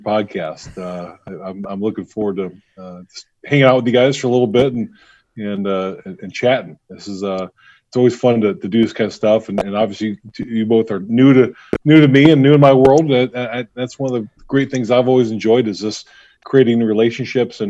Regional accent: Auburn, Indiana, United States; I'm originally from Auburn, Indiana, a little town just north of Fort Wayne, kind of the northeast corner of Indiana

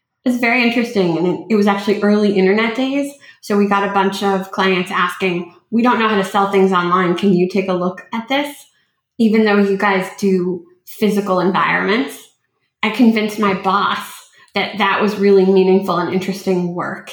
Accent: Los Angeles, California, United States; also born or lived in Ukraine; I grew up

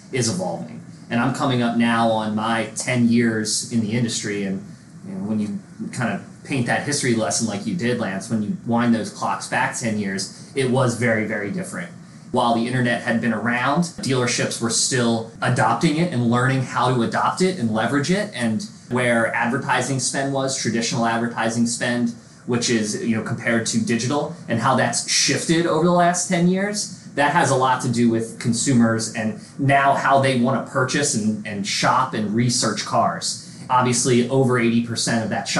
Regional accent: right outside the Philadelphia area, Pennsylvania, United States; I played a bit of music with a group of guys out of my hometown right outside the Philadelphia area

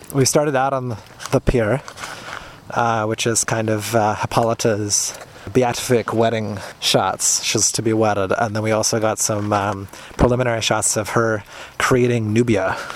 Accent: Canada; as a Canadian

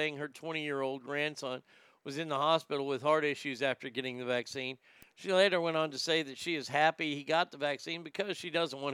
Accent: United States; I'm so sick of being an American

